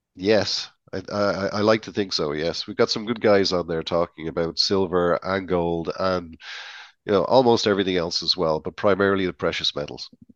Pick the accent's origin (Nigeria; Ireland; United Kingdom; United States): Ireland; as an Irishman